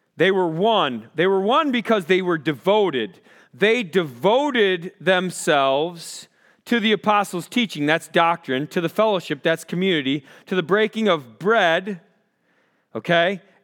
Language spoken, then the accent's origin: English; Rochester, Minnesota, United States; I grew up in Rochester, Minnesota